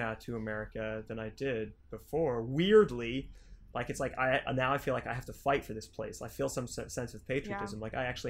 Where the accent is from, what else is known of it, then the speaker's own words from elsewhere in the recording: France; born there; also born or lived in United Kingdom; But, like, I was actually born in France.